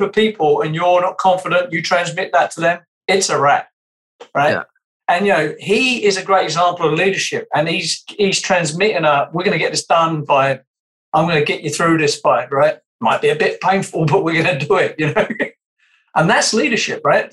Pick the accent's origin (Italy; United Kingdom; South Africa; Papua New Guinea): United Kingdom; accent: British; my British accent